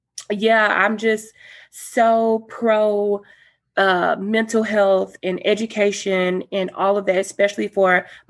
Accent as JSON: {"language": "English", "town": "Galveston", "region": "Texas", "country": "United States", "said": "I'm from Galveston, Texas."}